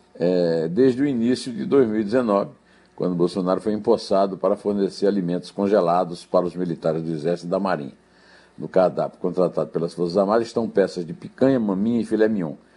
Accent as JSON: {"language": "Portuguese", "area": "Sertão", "region": "Northeast Brazil", "country": "Brazil", "tie": "born or raised there", "said": "Eu sou sertanejo"}